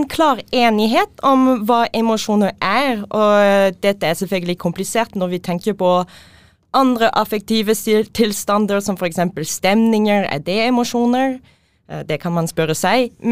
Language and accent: Norwegian; Quebec, Canada; Norwegian is a second language; moved away as an adult; also born or lived in Bergen; now in Trondheim, Norway; jeg er fra Quebec